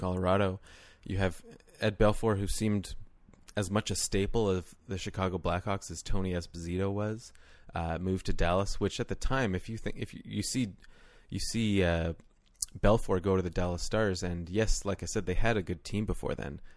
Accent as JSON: {"language": "English", "country": "Canada", "said": "as a Canadian or someone who has grown up watching and playing the game their whole lives"}